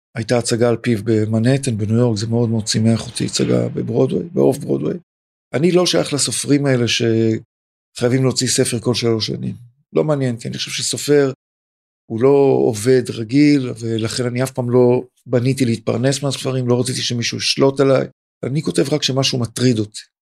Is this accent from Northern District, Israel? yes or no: no; Tel Aviv, Tel Aviv District, Israel; also born or lived in Pardes Katz / Ramat Gan; אני גם מזרחי, אני גם תל אביבי ובשמאל פה